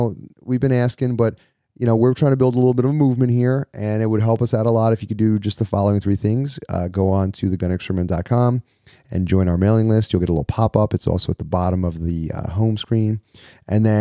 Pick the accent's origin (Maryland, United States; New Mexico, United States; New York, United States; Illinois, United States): New York, United States; I'm from New York